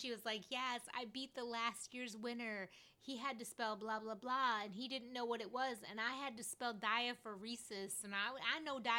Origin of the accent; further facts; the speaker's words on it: Fort Worth, Texas, United States; I'm from Fort Worth.